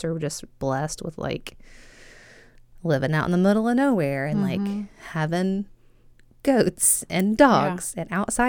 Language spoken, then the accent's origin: English; Northeast Mississippi, United States; moved away as an adult; now in Richmond, United States; I grew up in Northeast Mississippi, so we were 10 minutes from Tennessee, 10 minutes from Alabama